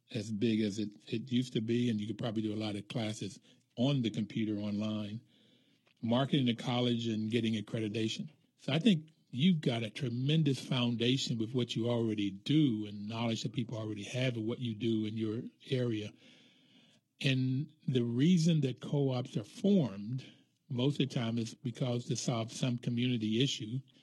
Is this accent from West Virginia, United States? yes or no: yes; Bluefield, West Virginia, United States; moved away; I grew up in Bluefield, West Virginia, which was South